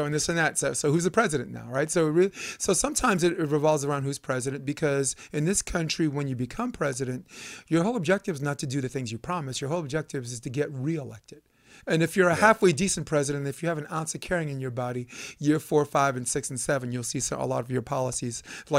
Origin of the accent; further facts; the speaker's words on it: New York City, New York, United States; I'm a New Yorker. Yeah. You know, I'm a kid from New York. So, you know, and I was once poor and now I'm making money.